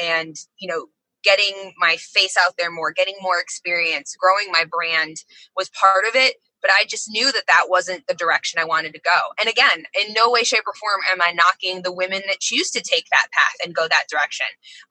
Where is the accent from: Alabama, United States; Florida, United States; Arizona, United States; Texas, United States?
Florida, United States; DeLand; I grew up in Central Florida